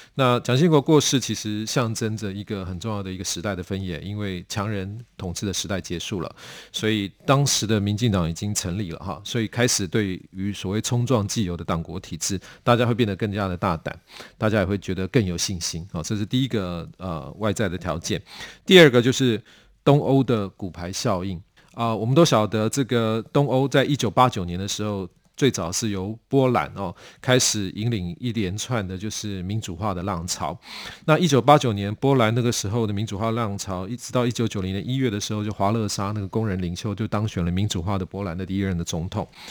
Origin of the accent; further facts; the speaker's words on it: Taipei, Taiwan; 我是台北人，台北小孩，哈，呃，不过我，我家是台湾，呃，来， 来台湾大概到我是第五代了，哈，所以是，乡公台语也台北人